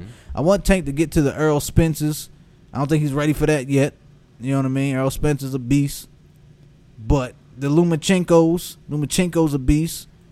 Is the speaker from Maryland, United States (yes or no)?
yes; Baltimore, Maryland, United States; as a Baltimore man that grew up, born and raised in Baltimore